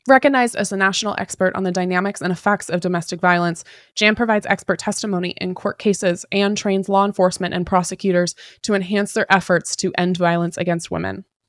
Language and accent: English; Pacific Northwest, United States; was born and raised in the Pacific Northwest